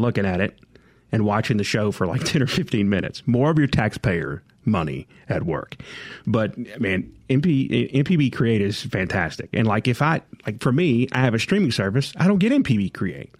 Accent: Jackson, Mississippi, United States; growing up in Jackson

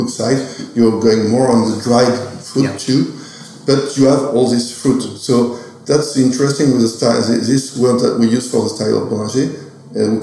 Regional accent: Oger, Grand Est, France; I'm from Auger. My family is from Auger

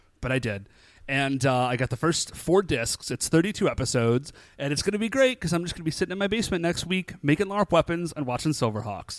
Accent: Cleveland, Ohio, United States; we are from Cleveland

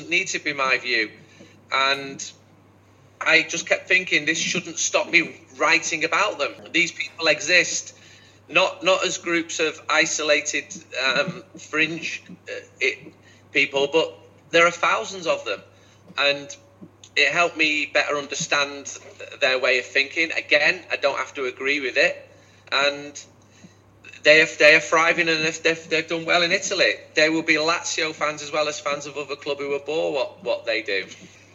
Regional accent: Manchester, North West England, United Kingdom; I'm from Manchester.

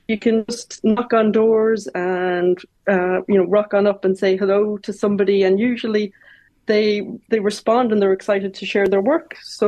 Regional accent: Longford, County Longford, Ireland; also born or lived in Dublin; Well, I was born in Dublin, but we moved to Longford. So I grew up in Longford, but when I was 10, we moved to RD.

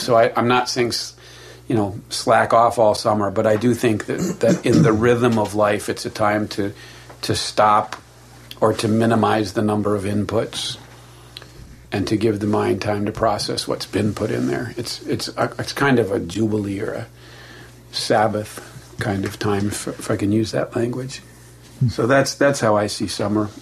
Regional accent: Milwaukee, Wisconsin, United States; I grew up next to a farm in Milwaukee

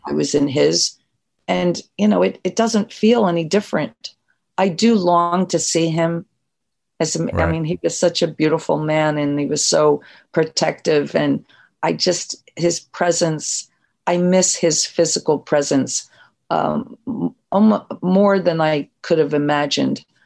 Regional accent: New Jersey, United States; moved away as an adult; also born or lived in New York; I was from South Jersey

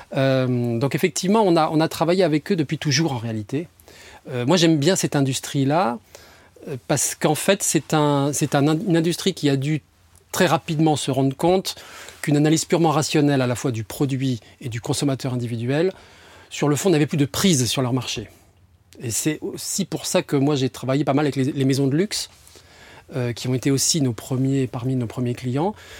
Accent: near Aix-en-Provence, Provence-Alpes-Côte d'Azur, France; moved away as an adult; now in Paris, France; moi je suis un méridional au départ. je suis né du côté d'Aix-en-Provence.

